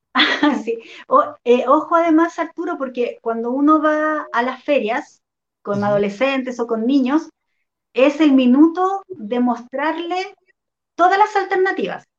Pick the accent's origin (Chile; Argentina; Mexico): Chile; acá en Chile